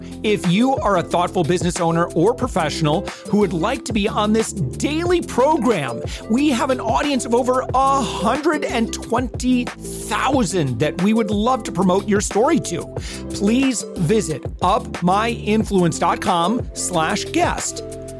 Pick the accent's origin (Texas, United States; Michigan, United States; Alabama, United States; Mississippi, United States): Michigan, United States; folks from the Midwest, which I'm from, you know, like I said, I'm from West Michigan.